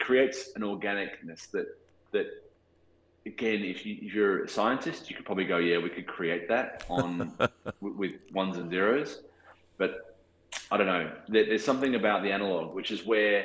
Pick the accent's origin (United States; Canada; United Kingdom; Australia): Australia; accent: Australian; my Australian accent